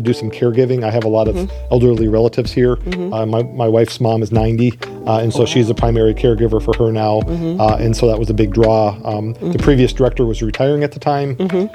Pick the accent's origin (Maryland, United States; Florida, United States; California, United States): Florida, United States; Lee County; moved away as an adult; also born or lived in Michigan / South Carolina / Toledo, Ohio / Buffalo, New York; I grew up in Lee County